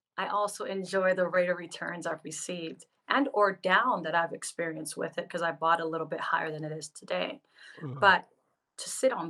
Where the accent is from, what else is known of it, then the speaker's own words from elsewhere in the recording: Panama City, Panama; I'm from Panama City, Panama, which is the vein of all movement of product in the world